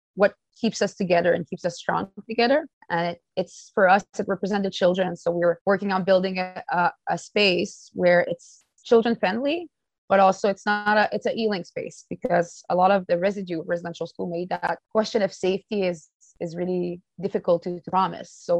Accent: James Bay Cree Nation, Quebec, Canada; now in Winnipeg, Canada; I'm also originated from the James Bay Cree Nation

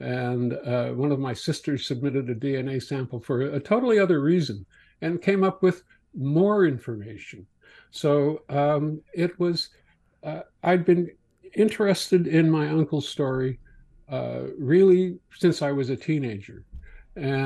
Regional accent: Morden, Manitoba, Canada; moved away; my hometown paper, the Morden Times

